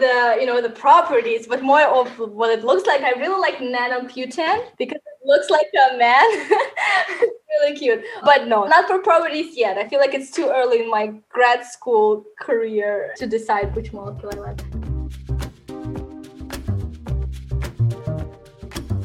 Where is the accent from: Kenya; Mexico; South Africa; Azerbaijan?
Azerbaijan; So I'm from Azerbaijan.